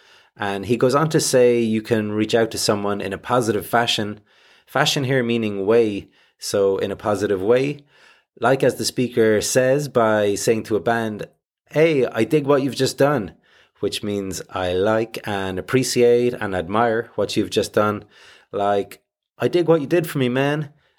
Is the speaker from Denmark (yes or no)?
no; Ireland; That's good enough for me. I am Irish, after all.